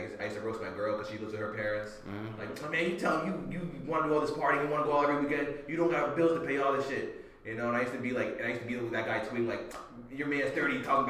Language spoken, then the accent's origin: English; New York City, New York, United States; I'm not from Russia. I'm from the Bronx myself, right?